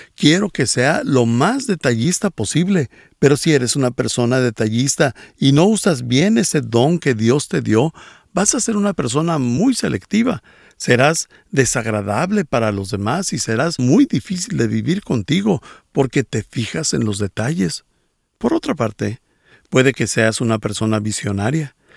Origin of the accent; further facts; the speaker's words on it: Bolivia; soy de Bolivia